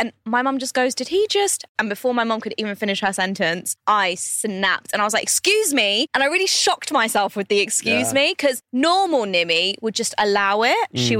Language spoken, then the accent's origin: English; India; now in Dubai, United Arab Emirates; And because I'm Indian, disclaimer, I can say this.